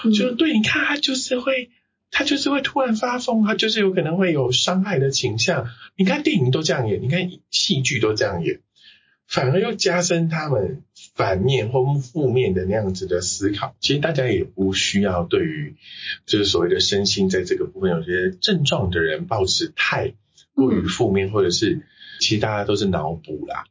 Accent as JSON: {"language": "Chinese", "country": "Taiwan", "said": "我们台湾人"}